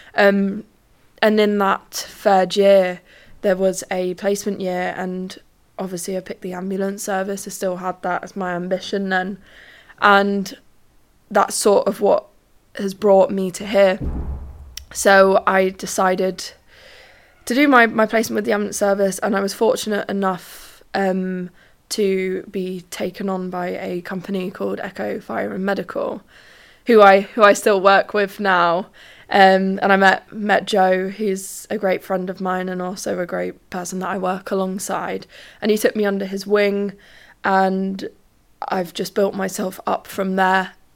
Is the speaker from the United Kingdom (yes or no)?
yes; London, United Kingdom; moved away as an adult; now in Sheffield, United Kingdom; I'm from London. I've moved up to Sheffield.